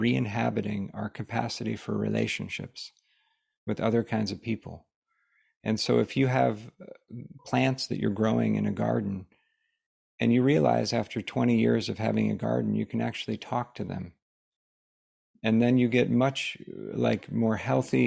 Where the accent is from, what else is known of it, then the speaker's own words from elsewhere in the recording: United States; growing up in the United States